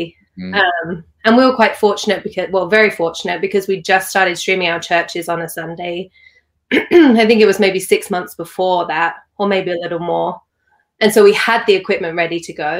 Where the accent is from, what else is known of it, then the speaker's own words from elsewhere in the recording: London, United Kingdom; moved away as an adult; also born or lived in Sydney, Australia; now in Los Angeles, United States; I'm born and raised in London until I was 18